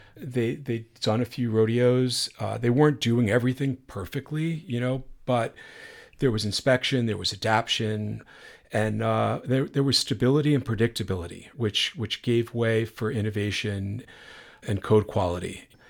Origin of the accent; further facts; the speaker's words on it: New York, United States; growing up in New York